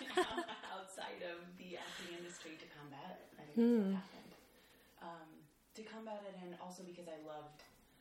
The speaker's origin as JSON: {"language": "English", "region": "Illinois", "country": "United States", "tie": "born or raised there", "also_born_or_lived": "Los Angeles", "moved": "yes", "lives_now": "New York, United States", "said": "I grew up in Illinois"}